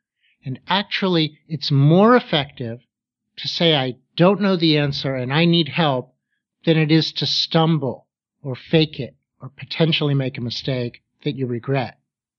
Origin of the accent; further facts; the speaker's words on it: Pittsburgh, Pennsylvania, United States; Well, because I grew up in Pittsburgh, and because I had the opportunity to get my graduate degrees there, I certainly met a lot of great professors.